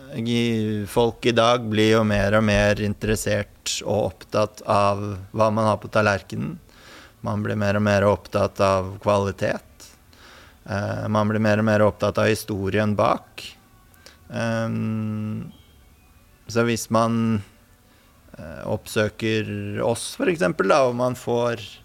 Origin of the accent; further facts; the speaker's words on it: Son, Akershus, Norway; moved away as an adult; also born or lived in Hønefoss; jeg kommer eh, opprinnelig fra Son